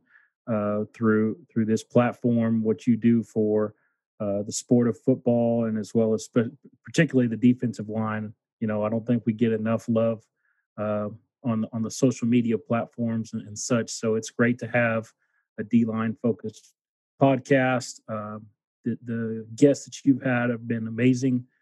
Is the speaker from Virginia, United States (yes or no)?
no; Houston, Texas, United States; moved away as an adult; born and raised in Houston, Texas